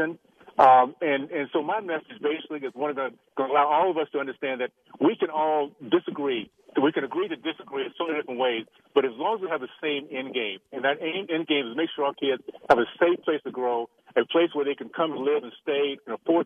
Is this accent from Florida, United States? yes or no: yes; Tallahassee, Florida, United States; now in Utah, United States; the values I grew up with in Tallahassee, Florida, back in the long ago, deep south